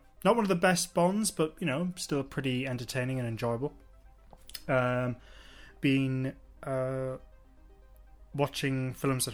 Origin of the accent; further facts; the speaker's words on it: England, United Kingdom; being English